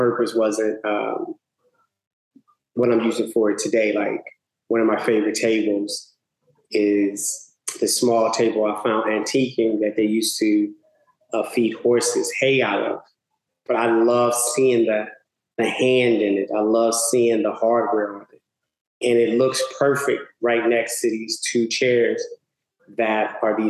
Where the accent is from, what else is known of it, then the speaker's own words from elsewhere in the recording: Chicago, Illinois, United States; also born or lived in Mississippi; now in Los Angeles, United States; growing up on the South Side of Chicago, it was a typical in the 70s. 80s.